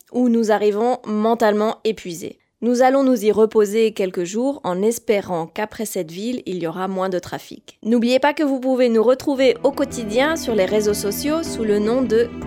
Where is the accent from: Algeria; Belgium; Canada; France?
France; moved away; je suis française.